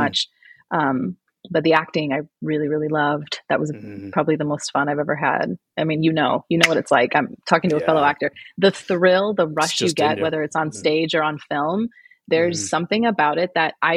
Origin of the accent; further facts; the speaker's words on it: St. Louis, Missouri, United States; moved away as an adult; now in Scottsdale, United States; I am originally from St. Louis, which is in the middle of the country.